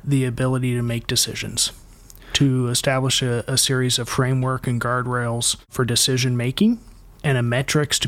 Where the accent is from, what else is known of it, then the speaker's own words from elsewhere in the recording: Kokomo, Indiana, United States; I grew up in Kokomo, Indiana